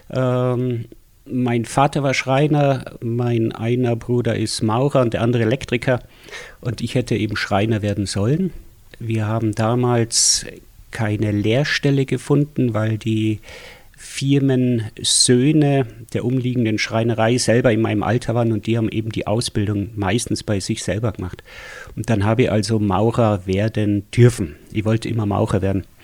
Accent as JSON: {"language": "German", "town": "Schwangau", "region": "Bavaria", "country": "Germany", "tie": "born or raised there", "also_born_or_lived": "Schwelm", "said": "Ich komme eigentlich aus Schwelm, aus dem Ruhrgebiet auch. Und äh, 69 sind wir nach Schwangau gezogen und dann, äh, glaube drei Jahre 70 in die Opferau gezogen."}